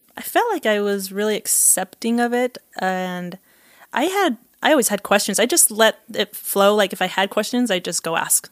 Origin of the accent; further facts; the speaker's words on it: Provo, Utah, United States; also born or lived in Costa Rica; I grew up in Provo, Utah